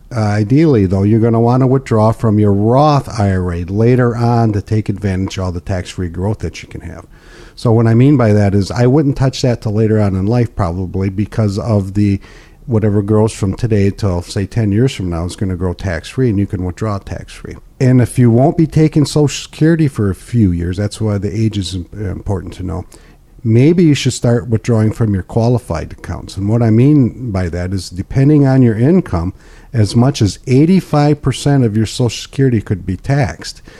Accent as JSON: {"language": "English", "town": "Pinconning", "region": "Michigan", "country": "United States", "tie": "born or raised there", "said": "I'm born and raised in Pink County"}